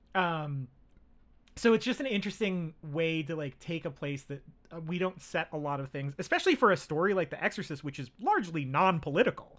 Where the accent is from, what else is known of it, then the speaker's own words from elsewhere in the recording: United States; I'm American.